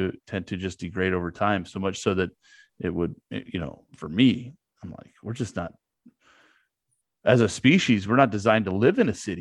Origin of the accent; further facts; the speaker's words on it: Sacramento, California, United States; I grew up in the Sacramento area, right? Northern California.